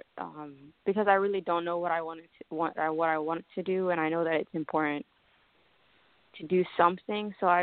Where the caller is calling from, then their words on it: Columbus, Ohio, United States; I'm calling from Columbus, Ohio.